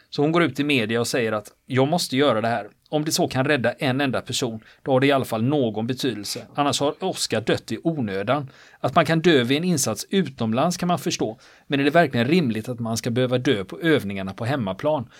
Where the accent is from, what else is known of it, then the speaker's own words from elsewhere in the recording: Gothenburg, Västra Götaland, Sweden; jag är ju göteborgare